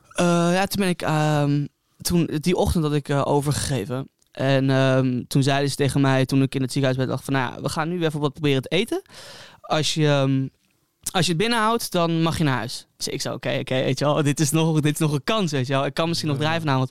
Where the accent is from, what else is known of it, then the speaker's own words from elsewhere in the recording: Hilversum, North Holland, Netherlands; moved away as an adult; now in Amsterdam, Netherlands; geboren en getogen in Hilversum